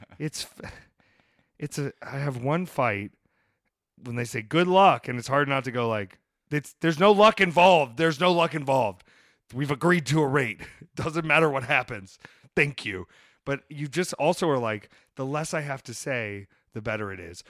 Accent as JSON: {"language": "English", "town": "Atlanta", "region": "Georgia", "country": "United States", "said": "I'm from Atlanta, Georgia"}